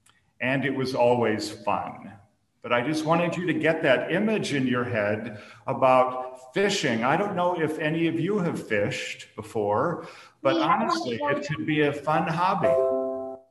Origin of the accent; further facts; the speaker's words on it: Minnesota, United States; I grew up in Minnesota, which is sometimes called the land of lakes